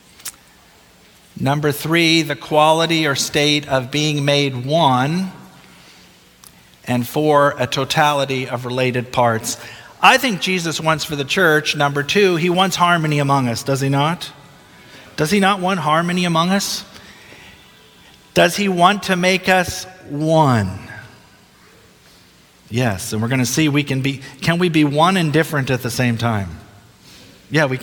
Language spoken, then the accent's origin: English; Philadelphia, Pennsylvania, United States; moved away; I grew up in Philadelphia, Pennsylvania. Went to Greater Philadelphia Junior Academy, grades 1 through 5